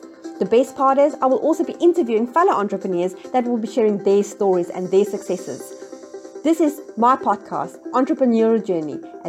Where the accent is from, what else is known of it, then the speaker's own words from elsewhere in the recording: South Africa; moved away; I'm originally from South Africa